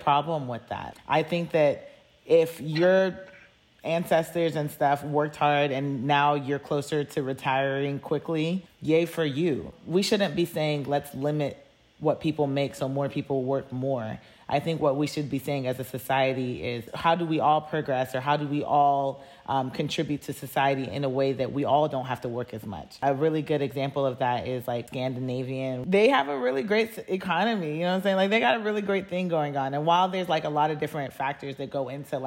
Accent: United States; being American

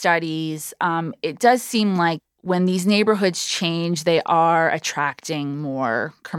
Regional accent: New York City, New York, United States; I was born and bred in Midtown, New York.

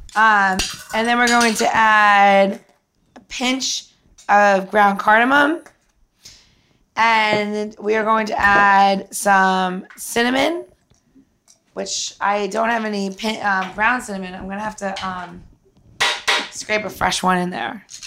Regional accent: New York, United States; I'm from New York

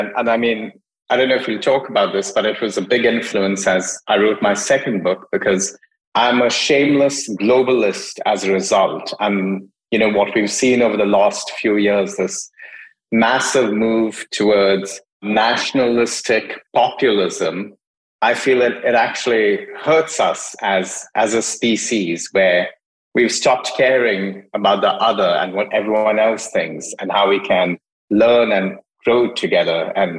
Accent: Hong Kong; also born or lived in India / Dubai / United States; So I grew up mostly in Asia, partly in Hong Kong, spent a fair bit of time in India, did high school in Dubai, undergrad in the States, worked for several years in the States, worked in Europe, did grad school in Europe.

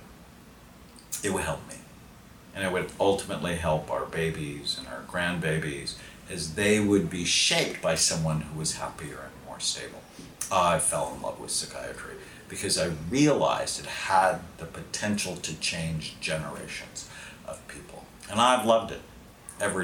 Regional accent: Southern California, United States; I grew up in Southern California

